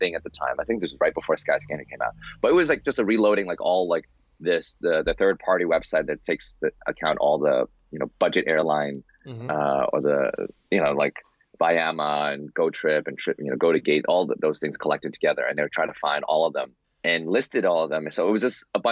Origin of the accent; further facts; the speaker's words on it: New York City, New York, United States; I'm from New York City, born and raised.